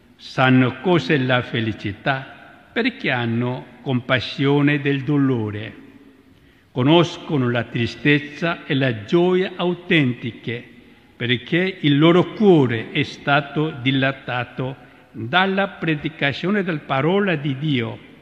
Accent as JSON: {"language": "Italian", "country": "South Korea", "moved": "yes", "lives_now": "Rome, Italy", "said": "provengo dalla Corea, una terra bagnata dal sangue dei martiri"}